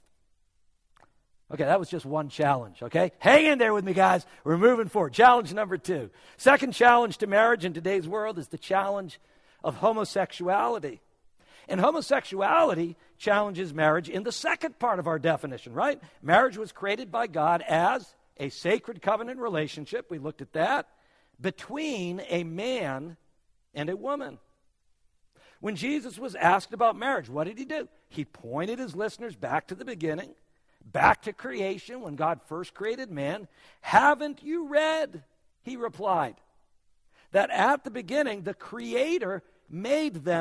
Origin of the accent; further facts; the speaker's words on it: New England, United States; now in South Florida, United States; I come from New England